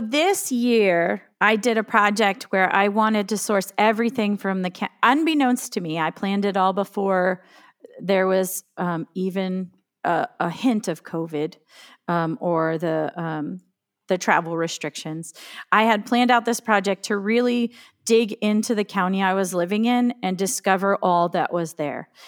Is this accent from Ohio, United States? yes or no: no; Woolrich, Pennsylvania, United States; now in Western New York, United States; I grew up in Woolrich